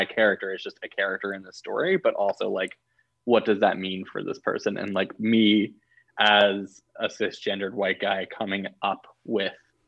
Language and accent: English; Alabama, United States; growing up in Alabama